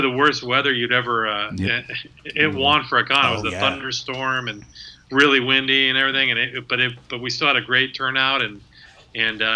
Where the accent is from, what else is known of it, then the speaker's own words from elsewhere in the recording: Lodi, California, United States; I grew up in the Lodi area